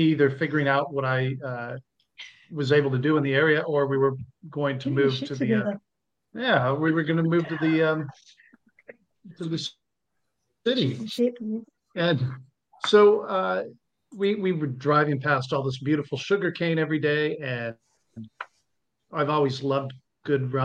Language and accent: English; Southern California, United States; moved away as an adult; now in Northern Rivers, Australia; I'm from Southern California originally